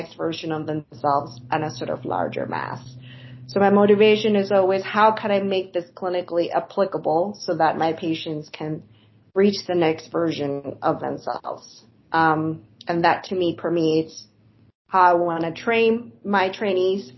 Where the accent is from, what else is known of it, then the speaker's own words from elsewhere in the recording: southern Spain, Spain; now in United States; I grew up in Spain, and I've been in the U.S. for a really long time